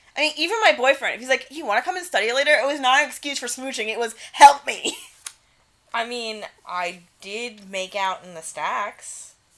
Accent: New York City, New York, United States; I'm from New York City

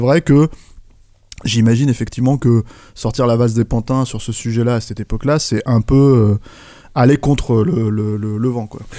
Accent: France; nous en tant que Français

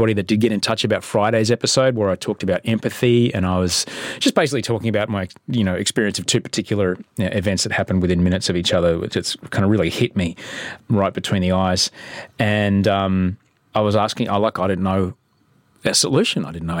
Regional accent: Brisbane, Queensland, Australia; when I grew up in Brisbane.

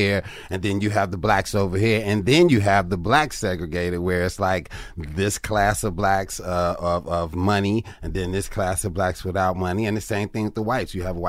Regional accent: Chicago, Illinois, United States; Man, South Side Chicago. That's where I started everything at.

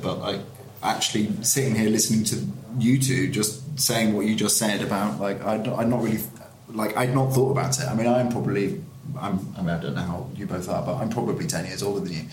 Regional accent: Yorkshire and the Humber, United Kingdom; moved away as an adult; now in London, United Kingdom; I'm not from London, I'm from Yorkshire originally, but, you know, I've been living here since 2007 on and off

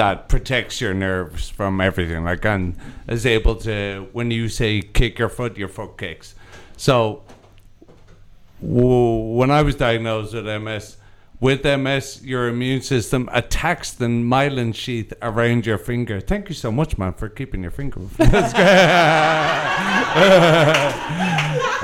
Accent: Ireland; I'm also Irish

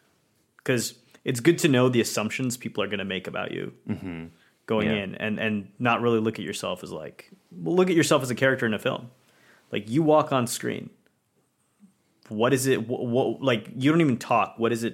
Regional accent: India; things were rough, not just, you know, for me as an Indian, but pretty much anyone, right?

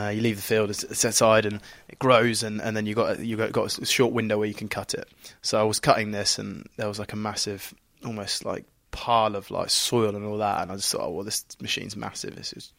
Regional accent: East of England, United Kingdom; I'm from Norfolk, so that might make some sense.

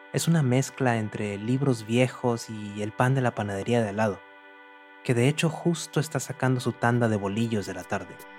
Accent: Monterrey, Nuevo León, Mexico; moved away as an adult; now in New York, United States; Nací en Monterrey, al noreste de México hace varios años que me fui para Nueva York

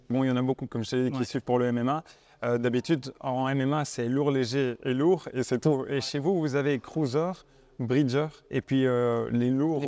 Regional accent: Belgium; on est belges

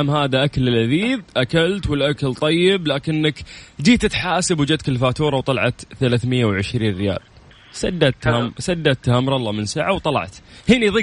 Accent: Egypt; من مصر انا موجود دلوقتي في مصر وعايز اتابع الاذاعه من مصر

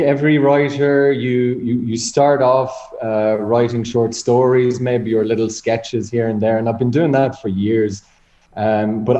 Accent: Dundalk, County Louth, Ireland; I'm from Dundalk

